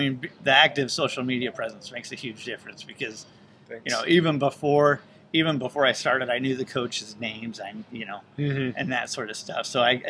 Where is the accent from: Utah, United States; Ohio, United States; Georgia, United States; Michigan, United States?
Utah, United States; moved away as an adult; also born or lived in California / Colorado / St. Louis; I grew up in Utah.